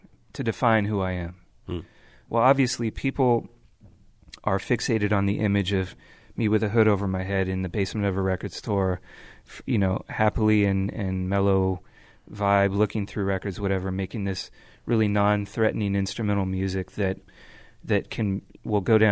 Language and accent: English; Bay Area, California, United States; growing up in the Bay Area